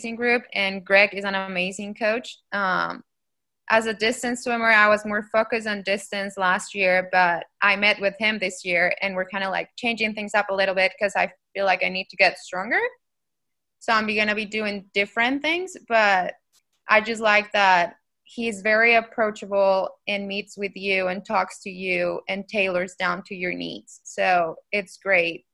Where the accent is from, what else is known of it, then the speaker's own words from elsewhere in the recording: Colombia; now in Knoxville, United States; represent my country because I'm from Colombia